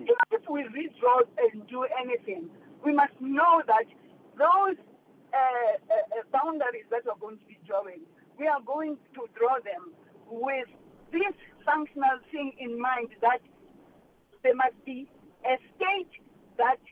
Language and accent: English; South Africa; as a South African, I'm paying tax for my people here